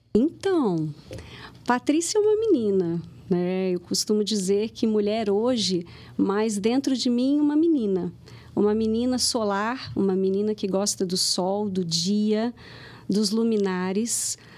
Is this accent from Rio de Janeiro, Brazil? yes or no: yes; Rio de Janeiro, Brazil; moved away as an adult; now in Lagoa Santa, Brazil; eu sou carioca e eu vim para Minas, hoje eu moro em Lagoa Santa